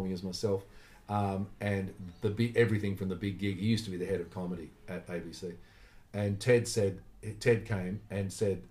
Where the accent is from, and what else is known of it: Australia; also born or lived in United Kingdom